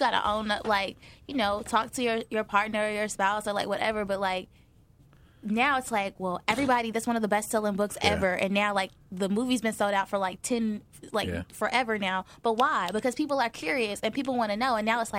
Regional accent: the South, United States; We are from the South.

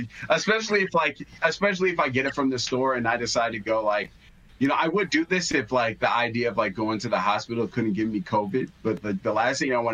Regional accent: Chicago, Illinois, United States; I'm born and raised Chicago

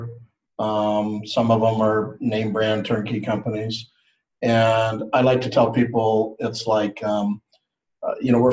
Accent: Cupertino, California, United States; I was born and raised in Cupertino.

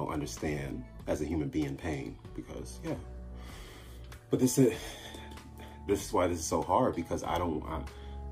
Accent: Chicago, Illinois, United States; me growing up in Chicago

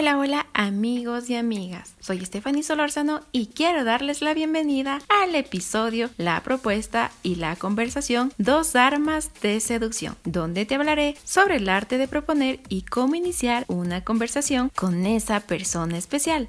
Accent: Spain; yo soy de España

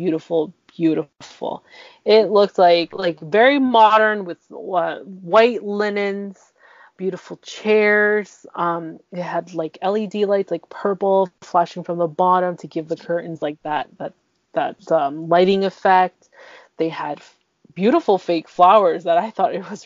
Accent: Canada; I'm the one that's born here

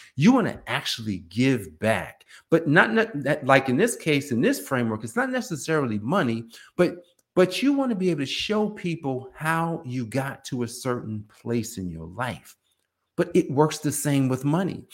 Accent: Newark, New Jersey, United States; we were growing up in Newark, New Jersey

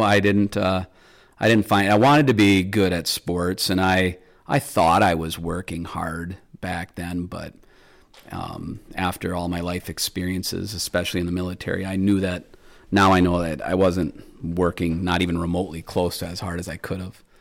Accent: Michigan, United States; my home state of Michigan

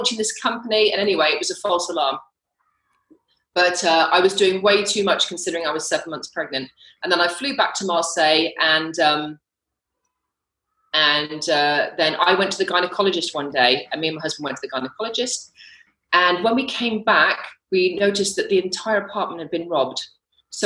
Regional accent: United Kingdom; accent: British; moved away as an adult; also born or lived in London / St. Martin / Belize; now in Mexico; I'm actually British, if you could tell from my accent, but I live in Mexico.

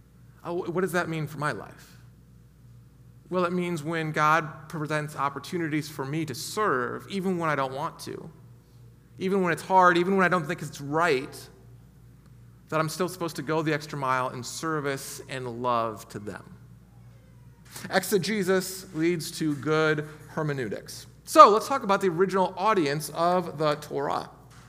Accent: United States; we especially as American Christians

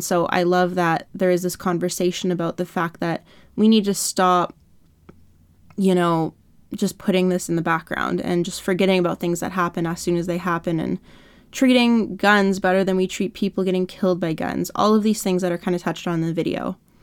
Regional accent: Canada; I'm from Canada

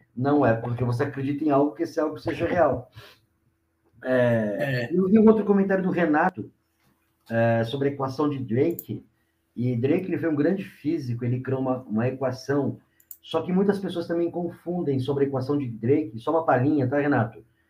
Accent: Mauá, São Paulo, Brazil; sou aqui de, de Mauá, do grande ABC aqui do estado de São Paulo

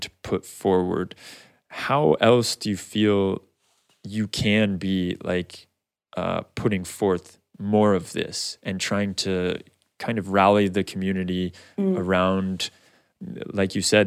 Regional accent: Arizona, United States; I grew up in Arizona

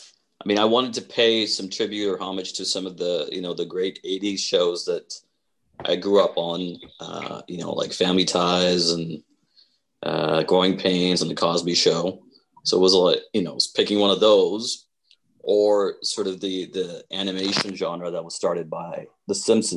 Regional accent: Saudi Arabia; because I grew up in Saudi Arabia and everything there is retro.

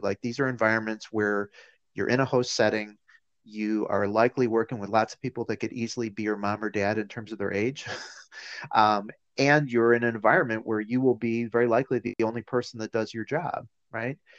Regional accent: Chicago, Illinois, United States; I grew up uh, in and around Chicago

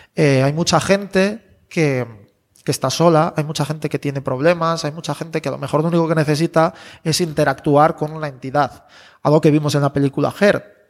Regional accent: León, Castile and León, Spain; moved away; yo soy de León

